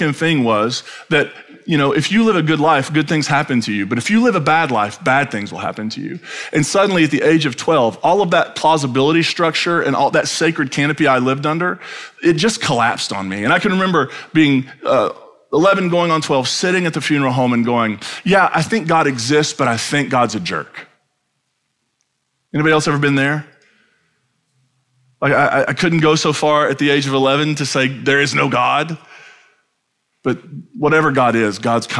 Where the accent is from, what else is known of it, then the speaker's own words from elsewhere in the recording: Eastern Kentucky, United States; when I grew up then in Eastern Kentucky